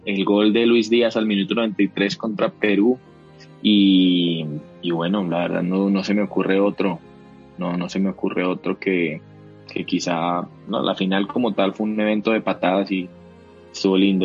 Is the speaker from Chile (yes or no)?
no; Colombia; como lo digo yo como colombiano